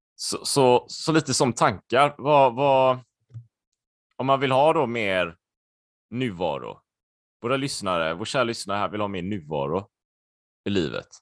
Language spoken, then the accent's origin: Swedish; Sweden; also born or lived in Spain; jag är halvspanjor va? och där är det annorlunda kan jag säga eh, på många sätt. Jag kommer ihåg när jag växte upp och så här och jag åkte ner och min pappa var ju helt svensk så här och så åkte vi ner till släkten i Spanien